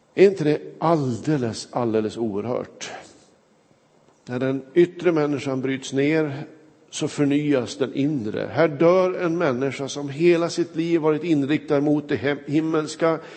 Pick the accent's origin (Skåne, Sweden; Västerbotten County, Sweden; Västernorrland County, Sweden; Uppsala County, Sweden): Västernorrland County, Sweden; Kramfors; moved away; När jag var hemma i min hembygd Kramfors